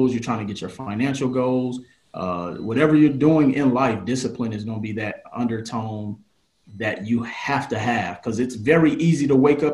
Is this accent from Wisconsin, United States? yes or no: yes; Milwaukee, Wisconsin, United States; I was a dude from Milwaukee, Wisconsin